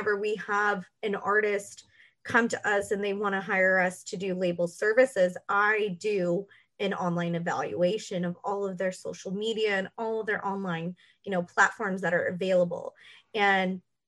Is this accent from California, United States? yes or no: yes; Los Angeles, California, United States; also born or lived in Texas; Me and my brother were born in Texas, but we were raised in Los Angeles